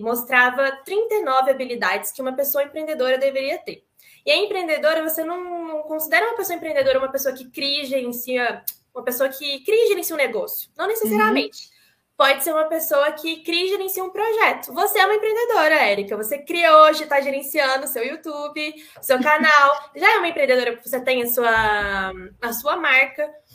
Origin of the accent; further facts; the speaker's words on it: Itajubá, Minas Gerais, Brazil; also born or lived in Itararé, São Paulo; E nasci em Tararé, em São Paulo, mas fui criada mesmo em Itajubá, sul de Minas, que eu amo de paixão essa terrinha.